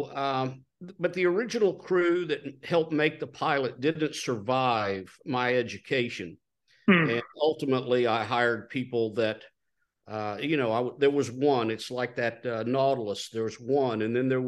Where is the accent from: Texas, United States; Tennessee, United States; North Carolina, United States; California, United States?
Texas, United States; I was born in Texas, reared in Texas